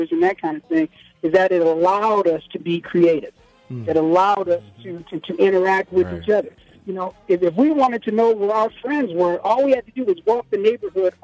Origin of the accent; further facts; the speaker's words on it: Los Angeles, California, United States; also born or lived in Compton; I grew up in Watts